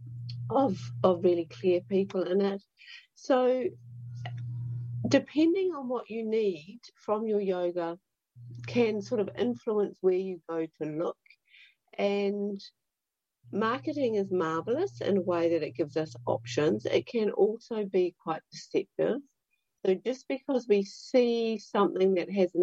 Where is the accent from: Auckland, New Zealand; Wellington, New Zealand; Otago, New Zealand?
Otago, New Zealand; Dunedin; I'm from Dunedin